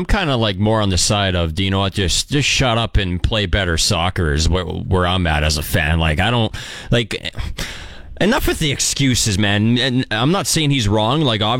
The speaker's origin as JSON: {"language": "English", "country": "Canada", "said": "as a Canadian soccer fan"}